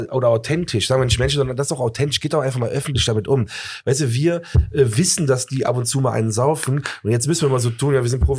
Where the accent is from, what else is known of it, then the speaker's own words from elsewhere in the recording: Rhineland, Germany; Nein, also ich wusste, dass ich natürlich aus dem Rheinland komme, aber irgendwie war mir nicht so bewusst